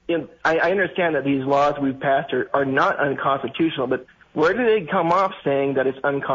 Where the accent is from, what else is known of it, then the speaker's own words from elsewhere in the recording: Southern California, United States; also born or lived in Philadelphia; actually, I'm from Southern California.